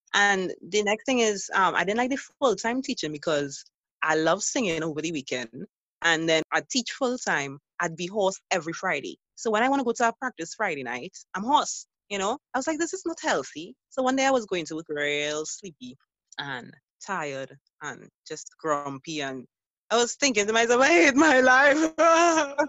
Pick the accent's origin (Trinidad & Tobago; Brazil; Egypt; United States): Trinidad & Tobago; as a Trinidadian